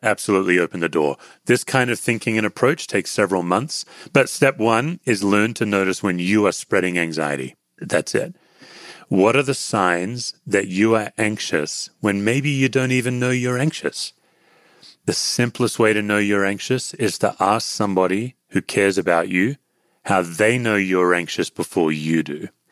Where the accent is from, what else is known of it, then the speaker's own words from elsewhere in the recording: Australia; I'm an Australian.